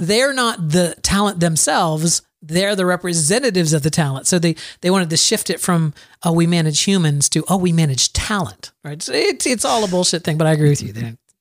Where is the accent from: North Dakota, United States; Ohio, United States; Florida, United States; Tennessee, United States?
Florida, United States; Plant City; my hometown, Plant City, Florida